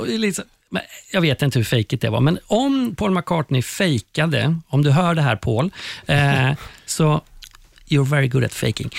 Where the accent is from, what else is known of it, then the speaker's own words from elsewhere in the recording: Skövde, Västra Götaland, Sweden; moved away; jag hade börjat göra TV hemma i Skövde, där jag kommer ifrån.